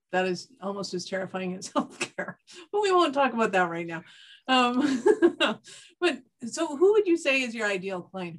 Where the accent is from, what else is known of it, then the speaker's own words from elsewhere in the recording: Canada; I'm Canadian